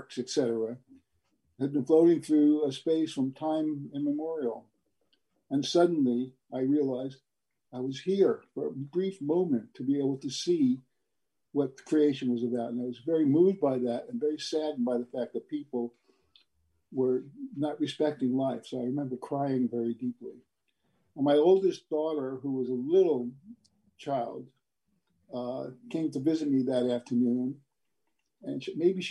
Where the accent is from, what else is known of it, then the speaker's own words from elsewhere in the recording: New York City, New York, United States; I was born and raised in New York City